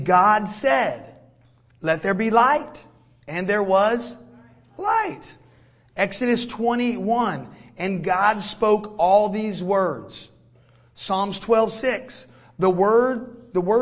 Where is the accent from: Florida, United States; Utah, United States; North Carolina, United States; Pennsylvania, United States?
Florida, United States; now in Georgia, United States; We're from Florida, hurricanes all the time